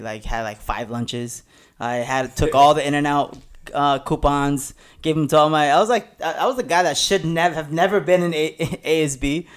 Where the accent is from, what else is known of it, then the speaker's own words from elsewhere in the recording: La Puente, California, United States; I actually grew up in the next city over is La Puente